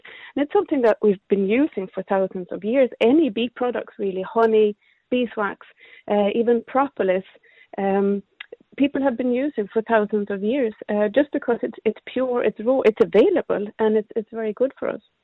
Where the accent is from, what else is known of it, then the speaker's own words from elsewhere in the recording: Sweden; moved away as an adult; now in Cork, Ireland; I I came from from Sweden about twenty odd years ago